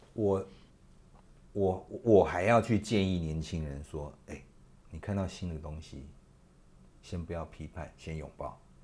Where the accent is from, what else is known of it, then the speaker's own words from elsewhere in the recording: Taiwan; 我是台湾人然后我生活在这块土地